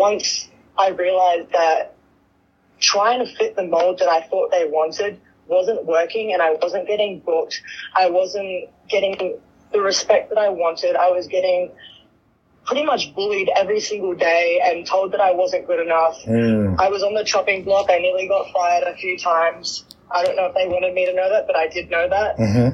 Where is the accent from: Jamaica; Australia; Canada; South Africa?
Australia; now in United States; I was 20 years old. I was just a baby. I moved over here from Australia, the other side of the world, and I was all alone.